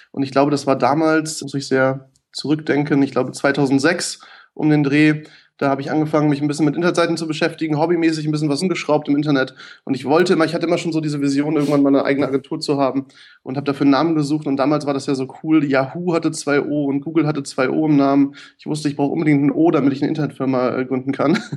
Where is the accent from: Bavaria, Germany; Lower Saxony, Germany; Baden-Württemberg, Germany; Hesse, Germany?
Lower Saxony, Germany; Göttingen; born there; der Witz ist, ich bin in Göttingen geboren, was äh, ganz gleich um die Ecke liegt, aber schon so oft umgezogen